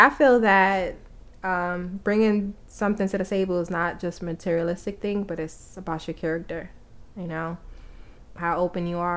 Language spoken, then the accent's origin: English; New York, United States; also born or lived in Atlanta; He always make fun of my accent. Like I don't even have an accent, but I'm from New York